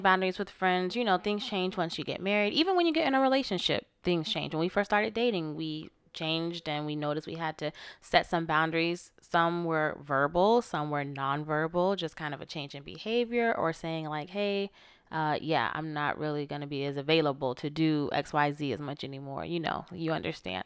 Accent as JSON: {"language": "English", "region": "Florida", "country": "United States", "said": "I'm from Florida."}